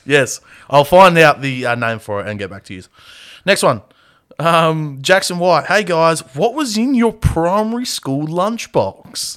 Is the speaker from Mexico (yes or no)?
no; Australia; we're Australian